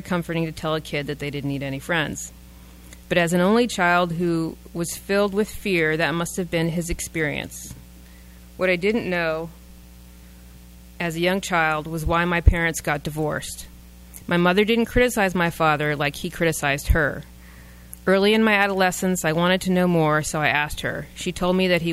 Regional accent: East Coast, United States; I grew up on the East Coast, so it was cold in the winter

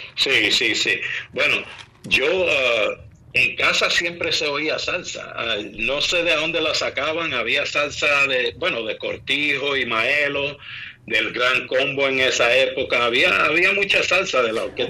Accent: New York, United States; now in Maryland, United States; nacido y criado en Nueva York de padres puertorriqueños

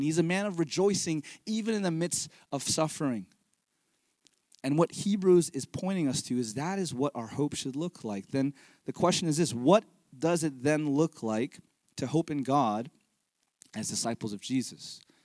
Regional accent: Fremont, California, United States; moved away as an adult; also born or lived in Pleasanton; I'm a Bay Area native. I grew up here in the East Bay, uh, Fremont and Pleasanton

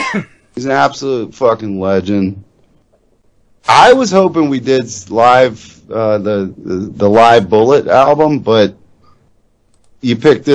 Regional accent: Midwest, United States; … is a fucking legend.

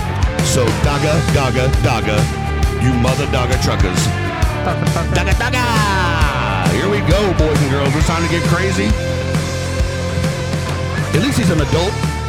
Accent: Leonard, Texas, United States; I grew up in Leonard.

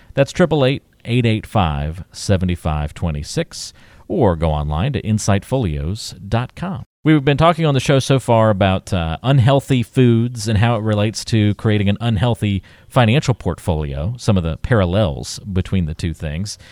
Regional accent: the South, United States; my parents are northerners, and then I grew up in the South

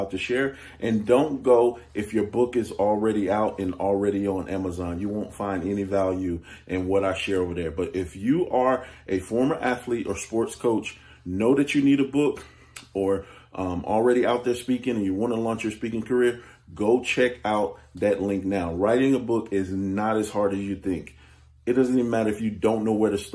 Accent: Chicago, Illinois, United States; now in Bristol, United States; I'm originally from Chicago, born in the Cabrini Green Housing Project

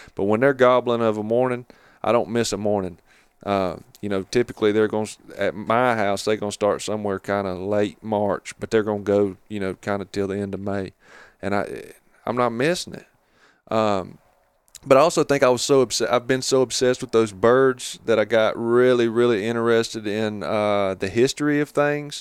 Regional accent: Catawba River Basin, North Carolina, United States; moved away as an adult; now in Jackson County, North Carolina, United States; I grew up down around the Catawba River Basin, you know, where all my family's been, you know, for forever

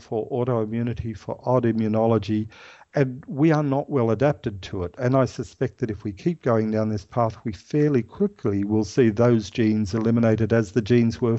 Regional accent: Ireland; now in Australia; I'm Irish

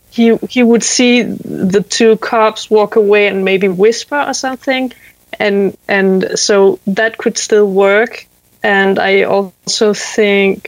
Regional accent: Zealand, Denmark; I'm calling from the middle of nowhere in a, near a small town called Faxe in Denmark

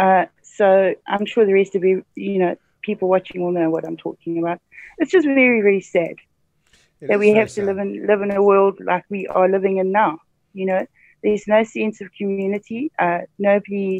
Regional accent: Mvuma, Midlands, Zimbabwe; I grew up in Mvuma, which is on the way to Inkledorn to Salisbury, Harare

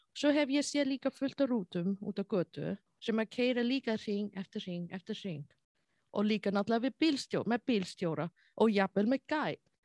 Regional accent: China; Icelandic is a second language; moved away as an adult; also born or lived in Egypt; now in Iceland; ég tala kynversku, ég er frá Asjú

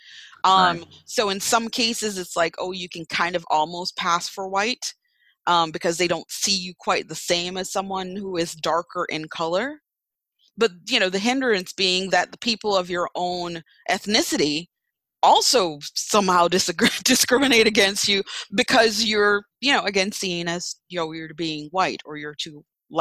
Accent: Jamaica; now in United States; I grew up in Jamaica.

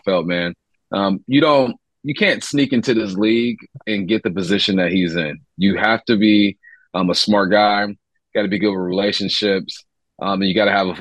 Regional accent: California, United States; moved away; I'm from California

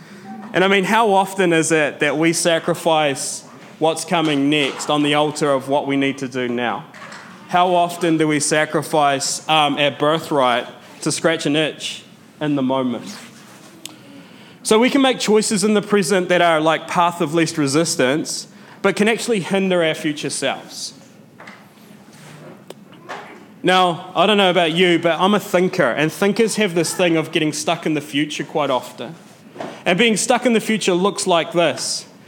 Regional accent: Matara, Southern Province, Sri Lanka; every time I go back to Matara, every time I go back to my hometown, I see my friends that I went to primary school with living the exact same life that their parents lived.

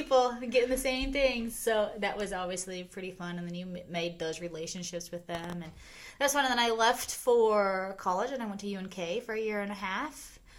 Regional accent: York, Nebraska, United States; so born and raised in York, the hospital, went to Willard. Well, actually, I went to preschool in the Methodist Church.

